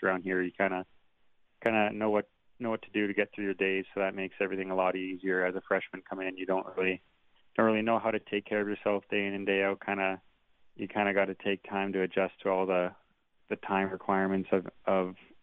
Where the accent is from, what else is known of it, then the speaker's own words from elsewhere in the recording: Steinbach, Manitoba, Canada; moved away as an adult; now in Bemidji, United States; I played in Steinbeck in my hometown